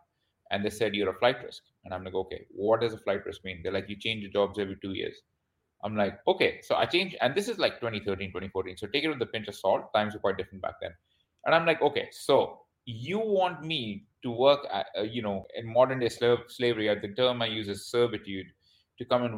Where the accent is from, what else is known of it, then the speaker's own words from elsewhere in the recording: Vancouver, British Columbia, Canada; also born or lived in India / United Kingdom / Australia; now in Bangkok, Thailand; I was born in India. I studied in the UK, and then my family immigrated to Canada. So I am Canadian. So I'm from a place called Vancouver, BC.